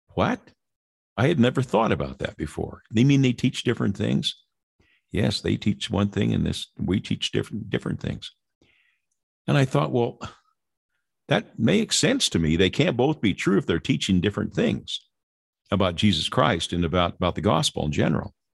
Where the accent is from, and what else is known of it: Lynwood, California, United States; born or raised there